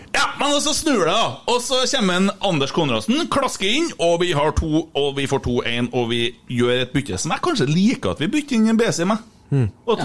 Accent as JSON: {"language": "Norwegian", "town": "Bjugn", "region": "Trøndelag", "country": "Norway", "said": "Jeg sier Kotteng fordi jeg er fra Bjugn, og der er vi Kottengvatnet"}